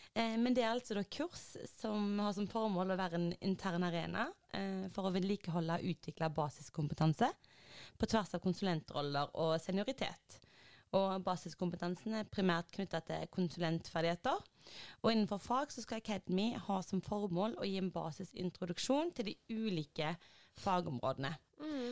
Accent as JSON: {"language": "Norwegian", "town": "Haugesund", "region": "Rogaland", "country": "Norway", "moved": "as an adult", "lives_now": "Oslo, Norway", "said": "jeg har vært hjemme i Haugesund"}